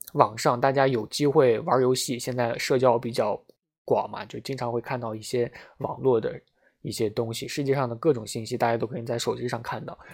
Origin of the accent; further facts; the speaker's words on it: China; 作为一个中国人 我们大家都是中国人嘛